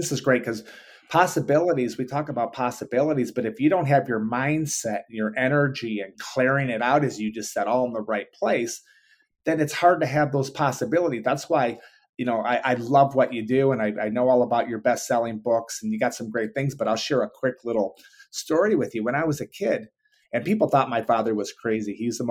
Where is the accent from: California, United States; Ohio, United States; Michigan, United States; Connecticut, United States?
Michigan, United States; Detroit; I am a big Yankee fan, even though I grew up in Detroit.